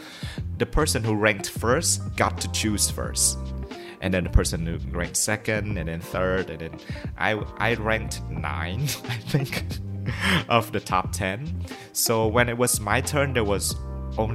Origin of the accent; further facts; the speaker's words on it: Vietnam; first language Vietnamese; English is a second language; Vietnamese, my mother tongue